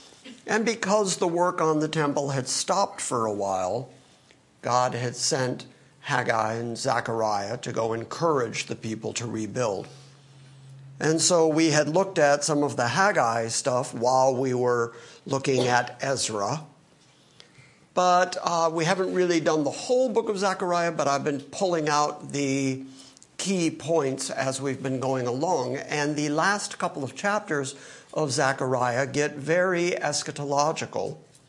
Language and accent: English; Detroit, Michigan, United States; born there; also born or lived in California; now in Middle Tennessee, United States; I would say I was born in Detroit, but then, you know, after traveling and all over the country and California and blah, blah, and now Middle Tennessee, that's how I got here.